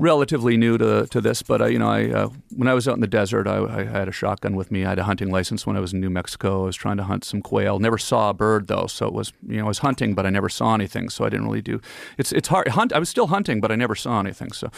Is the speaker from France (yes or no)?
no; Ottawa, Ontario, Canada; moved away as an adult; also born or lived in Los Angeles; I'm from Ottawa, so I grew up, you know, the Parliament Hill